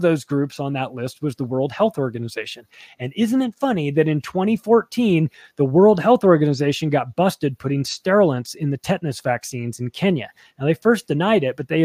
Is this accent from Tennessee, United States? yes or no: no; Palm Springs, California, United States; I grew up in Palm Springs, California, which is like one of the gayest places around